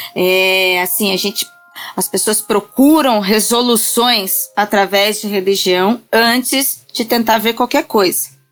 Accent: Registro, São Paulo, Brazil; now in São Paulo, Brazil; Eu sou eu sou do interior. Eu estou hoje em São Paulo, mas eu sou do interior. Eu sou da cidade de Registro

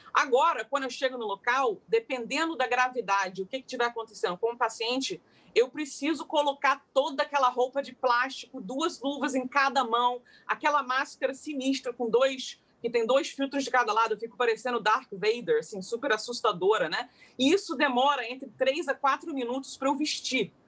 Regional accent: Rio de Janeiro, Brazil; moved away as an adult; now in London, United Kingdom

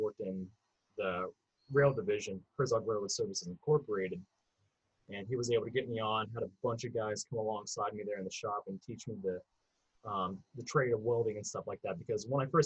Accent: St. Joseph, Missouri, United States; also born or lived in Philippines; I'm from Missouri originally. Grew up around St. Joseph, which is now north of Kansas City

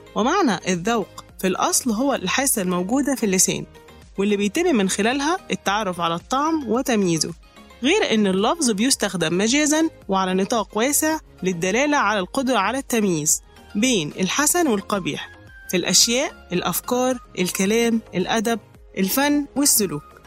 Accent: Egypt; إننا كمصريين

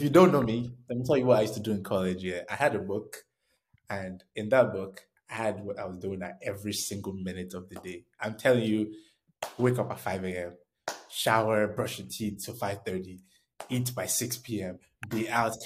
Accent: Nigeria; moved away; I was born in Nigeria

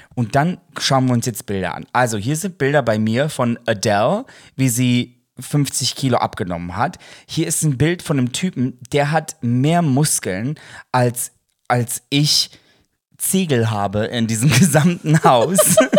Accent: Ruhr area, North Rhine-Westphalia, Germany; wir kommen aus dem Ruhrgebiet

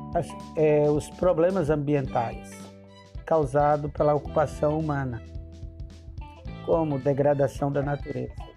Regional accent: Northeast Region, Brazil; Sou nordestino

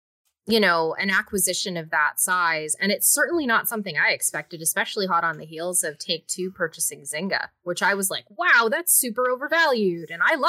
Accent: Canada; I'm Canadian

